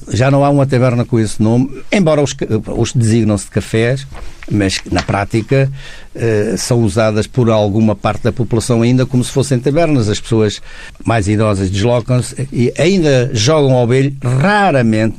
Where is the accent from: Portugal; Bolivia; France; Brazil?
Portugal; Comenda, Alentejo; moved away; 10 km da minha terra